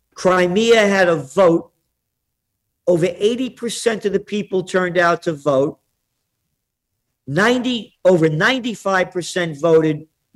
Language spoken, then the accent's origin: English; Bronx, New York, United States; These are the kind of guys when I grew up. You know, you're from Brooklyn. I was from the Bronx.